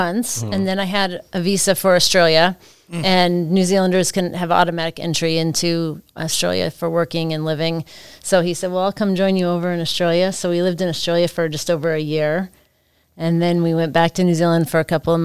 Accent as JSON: {"language": "English", "town": "Cordova", "region": "Alaska", "country": "United States", "tie": "born or raised there", "said": "I grew up in Cordova"}